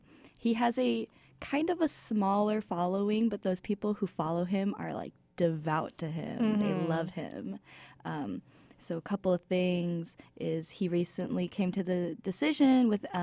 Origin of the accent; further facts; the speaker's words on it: Los Angeles, California, United States; moved away; I'm a legal studies major, and I am Korean-American, born and raised in Los Angeles.